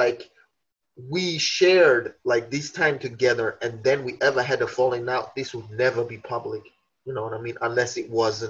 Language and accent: English; Tbilisi, Georgia; moved away; I'm from Tbilisi. I was born in Tbilisi, but my great grandpops is from Odishi